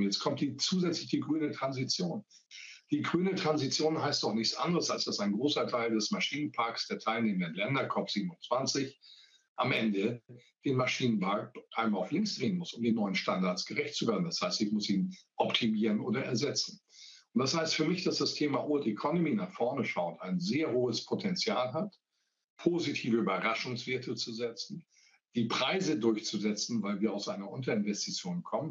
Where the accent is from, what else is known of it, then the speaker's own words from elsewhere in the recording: Hamburg, Germany; now in Worpswede, Germany; Ich komme ja auch aus Hamburg äh, arbeite jetzt ja auch wieder in Hamburg, lebe aber in Worpswede in Niedersachsen. Und äh, als Hanseat